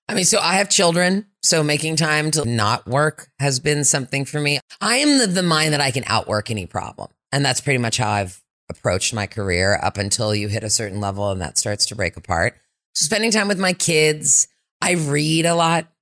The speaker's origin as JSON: {"language": "English", "town": "Berkeley", "region": "California", "country": "United States", "tie": "born or raised there", "also_born_or_lived": "West Africa", "said": "I grew up here in Berkeley, so I came home to my hometown"}